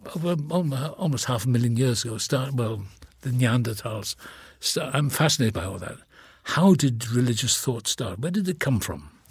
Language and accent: English; Wales, United Kingdom; accent: Welsh; moved away; I was born in the same town as Richard Burton